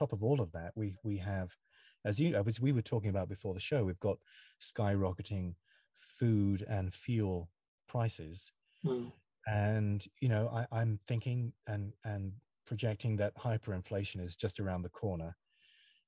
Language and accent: English; United Kingdom; now in United States; I live in the USA, even though I'm British